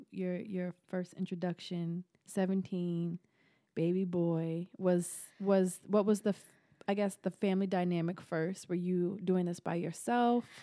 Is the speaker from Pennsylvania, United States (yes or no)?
yes; Harrisburg, Pennsylvania, United States; i'm from harrisburg pennsylvania